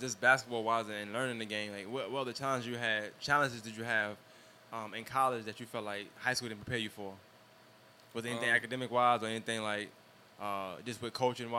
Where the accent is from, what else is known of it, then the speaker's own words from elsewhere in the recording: New York, United States; I'm from New York